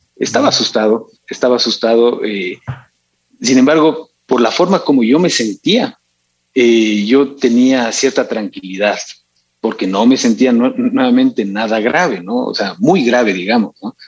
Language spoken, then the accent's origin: Spanish; Quito, Pichincha, Ecuador; also born or lived in Cuenca; yo nací acá en Quito, acá en Quito viví